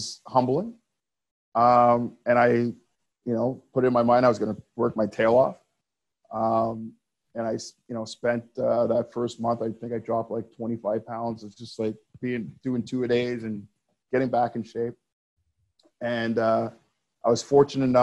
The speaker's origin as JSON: {"language": "English", "town": "Montreal", "region": "Quebec", "country": "Canada", "tie": "born or raised there", "said": "growing up in Montreal, you know, I played on some really good teams as a kid"}